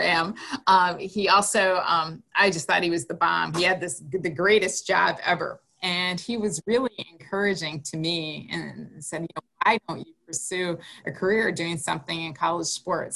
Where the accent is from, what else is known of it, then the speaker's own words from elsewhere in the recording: Green Bay, Wisconsin, United States; I grew up in Green Bay, Wisconsin